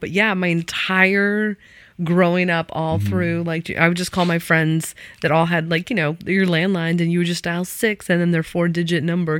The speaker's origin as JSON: {"language": "English", "region": "Iowa", "country": "United States", "tie": "born or raised there", "moved": "yes", "said": "My town that I grew up in Iowa was so small"}